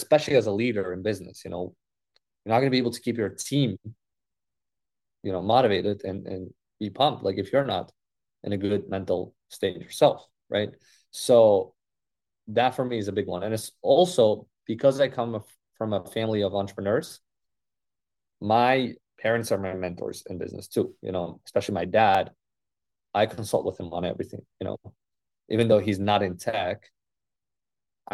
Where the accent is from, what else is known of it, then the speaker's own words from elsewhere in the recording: Uzbekistan; moved away; my culture where I come from Uzbek and Russian speaking culture